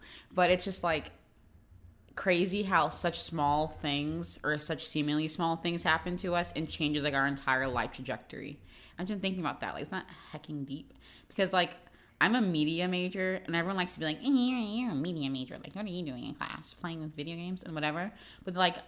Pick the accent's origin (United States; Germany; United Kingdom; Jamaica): United States; Florida; I'm from Florida